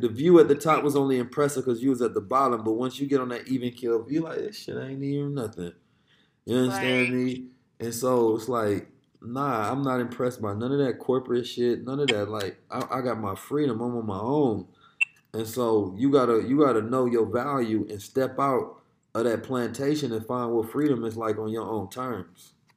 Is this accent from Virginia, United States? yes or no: no; Oakland, California, United States; a young black Muslim growing up in Oakland in the hood